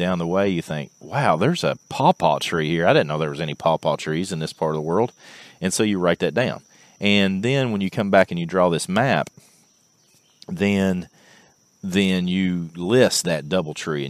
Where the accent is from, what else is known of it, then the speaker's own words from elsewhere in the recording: Clark County, Kentucky, United States; I'm from Clark County, Kentucky